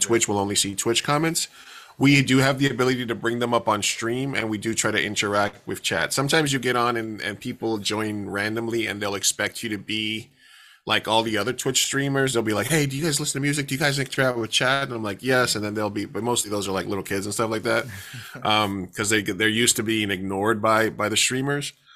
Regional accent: New York, United States; now in San Diego, United States; I'm from New York, uh, originally, but I've been in San Diego for, like, twenty-plus years

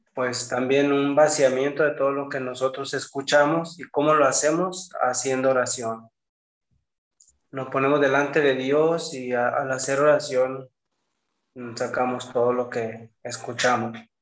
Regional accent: Los Sauces, Jalisco, Mexico; moved away as an adult; also born or lived in San Fernando, Tamaulipas; now in Monterrey, Mexico; Yo nací en Jalisco, en un pueblo que se llama Los Sauces, cerca de San Juan de los Lagos

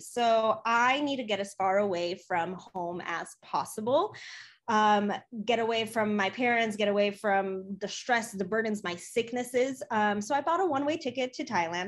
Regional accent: Chicago, Illinois, United States; also born or lived in Poland; I was born in Poland. I came to the US when I was three years old. I grew up in Chicago

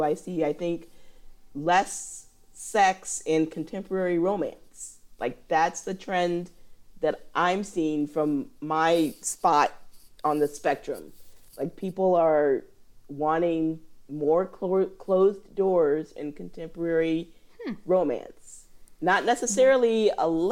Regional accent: Illinois, United States; moved away; also born or lived in Indiana; I'm from Illinois

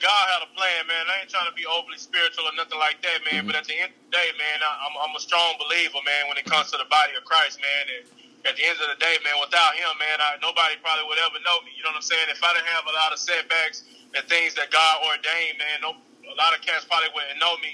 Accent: Redwater, Texas, United States; also born or lived in Texarkana, Texas; I grew up actually in a small town of Redwater, Texas, 15 miles away from Texarkana

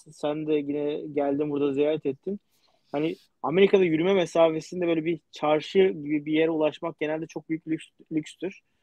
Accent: Istanbul, Turkey; moved away as an adult; ben doğma büyüme İstanbulluyum yani işte e, Erenköy'de oturuyordum

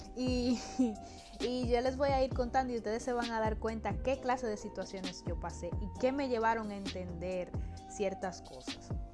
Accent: Dominican Republic; moved away as an adult; now in United States; yo vengo de un país tropical, yo vengo de República Dominicana

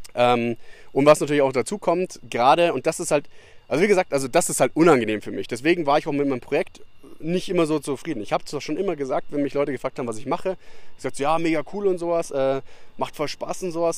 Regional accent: Bavaria, Germany; moved away; Das hast du bei uns in Bayern, dass du in ein Dorf oder sowas irgendwo lang gehst und dann geht man 20 Meter aufeinander zu, dann sagt man halt Servus

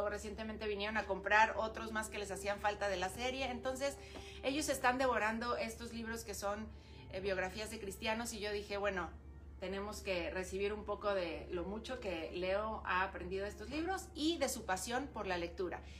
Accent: Ensenada, Baja California, Mexico; Yo pues nací aquí en Ensenada

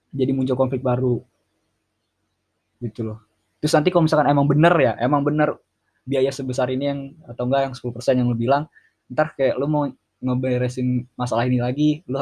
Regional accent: Jakarta, Indonesia; ibu kota atau Indonesia itu bisa menuju ke yang lebih baik sih ke kota gue Jakarta iya terutama Jakarta di Jakarta gitu

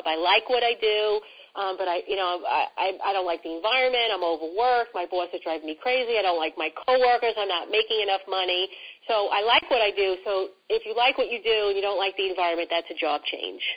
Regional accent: New York City, New York, United States; accent: New York; I am all New York, and I love it. I love who I, I am. I love my accent

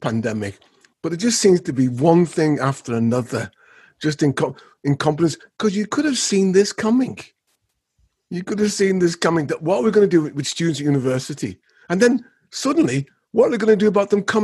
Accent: Liverpool, North West England, United Kingdom; my hometown, Liverpool

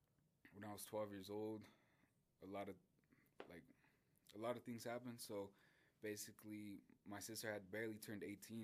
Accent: Denver, Colorado, United States; I'm from Denver, Colorado

